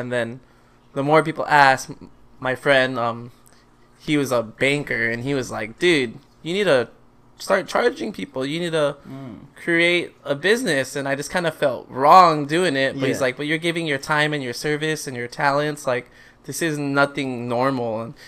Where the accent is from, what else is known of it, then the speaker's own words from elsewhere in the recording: Philippines; I am Filipino.